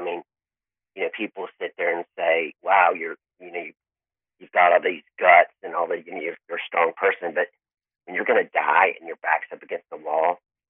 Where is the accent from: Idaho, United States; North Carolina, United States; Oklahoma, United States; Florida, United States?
Florida, United States; Tallahassee; born there; I was born in Tallahassee, which is probably an hour or so away.